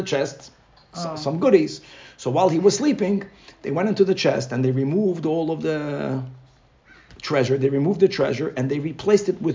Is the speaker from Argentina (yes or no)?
no; Brazil; moved away; I grew up in Brazil